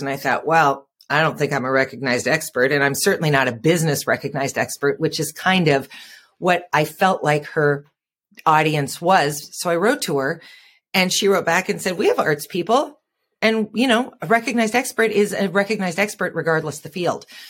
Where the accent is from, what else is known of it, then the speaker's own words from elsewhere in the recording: Fargo, North Dakota, United States; I'm from Fargo, North Dakota